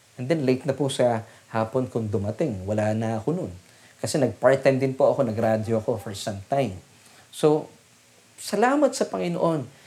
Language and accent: Tagalog; Las Piñas, Metro Manila, Philippines; kami po ay taga Las Piñas at nananatili po kami taga Las Piñas